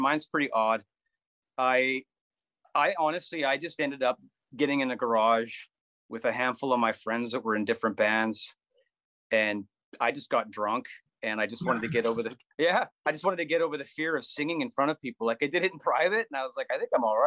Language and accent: English; Langley, British Columbia, Canada; also born or lived in Newton, Surrey / New Westminster; we moved into Walnut Grove when it was just in its infancy, just off of 96th Avenue and 210, just in the valley there. And spent, my entire childhood.